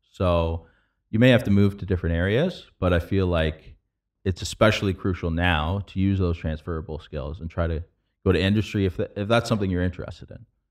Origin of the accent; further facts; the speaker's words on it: London, Ontario, Canada; moved away as an adult; now in San Francisco, United States; growing up in London, Ontario